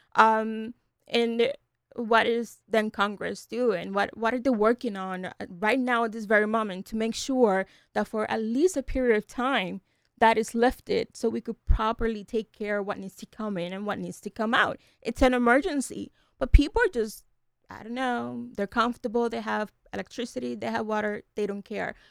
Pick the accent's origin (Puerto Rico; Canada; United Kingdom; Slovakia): Puerto Rico; now in Delaware, United States; I'm from Puerto Rico